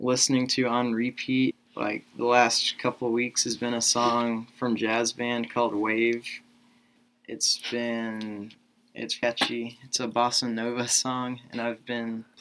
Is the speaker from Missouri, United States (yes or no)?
yes; Columbia, Missouri, United States; I'm from Columbia, Missouri